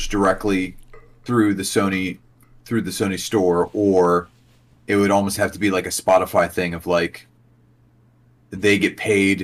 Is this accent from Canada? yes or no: no; South Central Pennsylvania, United States; my life growing up in South Central Pennsylvania